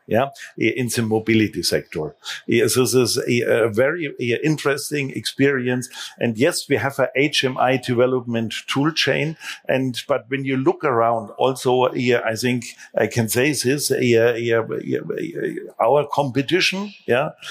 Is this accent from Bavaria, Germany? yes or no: yes; Munich, Bavaria, Germany; my hometown Munich